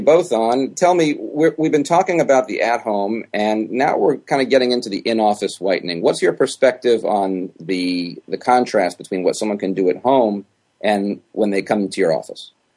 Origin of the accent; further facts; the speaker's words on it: New York, United States; now in Miami, United States; I'm from New York originally.